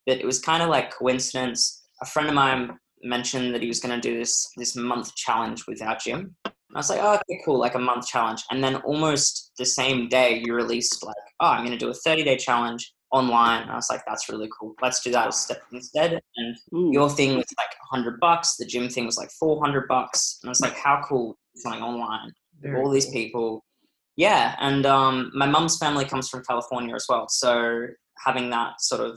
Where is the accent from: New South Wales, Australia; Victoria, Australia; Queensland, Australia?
Queensland, Australia; Brisbane; I'm from Brisbane, Australia, which is like a city in the north of the country